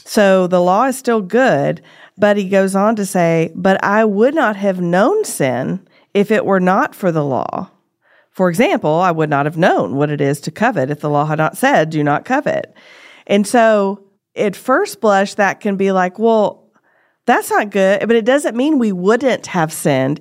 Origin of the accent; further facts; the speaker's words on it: United States; as an American